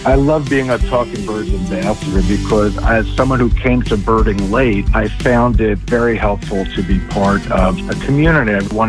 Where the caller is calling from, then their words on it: Millburn, New Jersey, United States; I'm calling from Millburn, New Jersey.